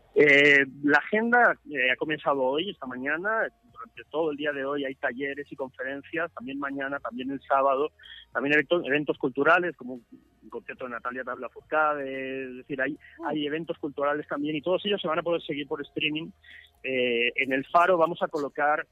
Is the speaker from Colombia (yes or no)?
no; El Salvador; somos los salvadoreños